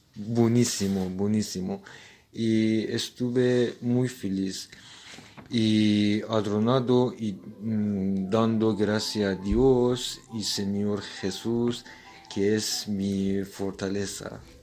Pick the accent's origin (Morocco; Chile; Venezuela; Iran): Iran; Spanish is a second language; moved away as an adult; now in Spain; en mi país no tenemos Día de los Reyes